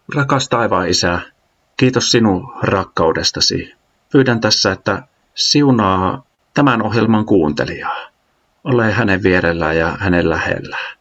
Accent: Äänekoski, Central Finland, Finland; moved away as an adult; also born or lived in Jyväskylä; Mä oon Äänekoskelta kotoisin Keski-Suomesta

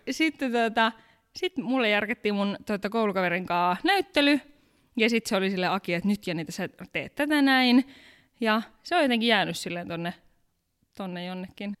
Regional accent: Pattijoki, North Ostrobothnia, Finland; moved away as an adult; now in Helsinki, Finland; mä oon tosiaan sieltä kotoisin. Joo. Mä oon isosta perheestä, meitä on 14, mä oon vanhin

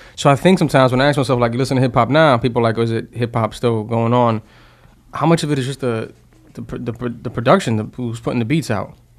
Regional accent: New York City, New York, United States; I grew up in the Bronx

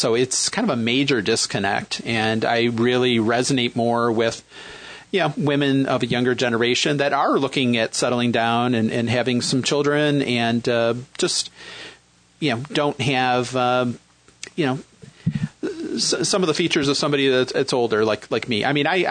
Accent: Western New York, United States; accent: Midwestern; also born or lived in Michigan; now in Philadelphia, United States; Originally from Michigan, but grew up in Western New York, so I have a kind of a Midwestern vibe to my voice.

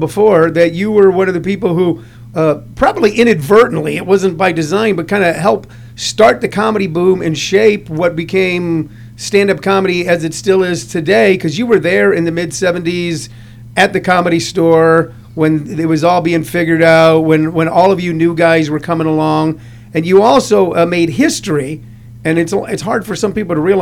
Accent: St. Louis, Missouri, United States; moved away as an adult; also born or lived in Los Angeles; I'm from the Midwest, I'm from St. Louis

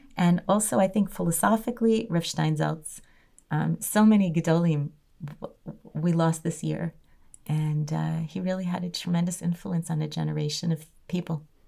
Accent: Chicago, Illinois, United States; moved away; I grew up in Chicago

